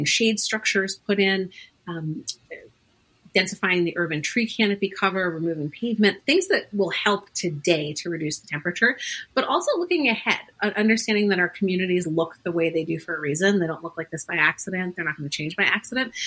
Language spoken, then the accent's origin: English; New York City, New York, United States; moved away as an adult; now in Boston, United States; I grew up in a really fantastic neighborhood. I'm originally from Queens, New York